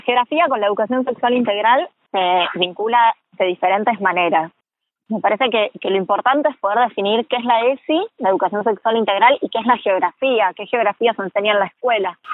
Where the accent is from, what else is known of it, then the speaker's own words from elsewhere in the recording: Argentina; como sociedad argentina